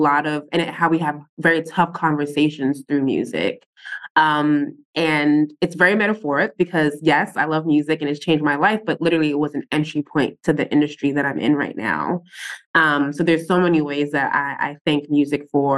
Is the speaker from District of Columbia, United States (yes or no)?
no; New York City, New York, United States; I'm born and raised in Brooklyn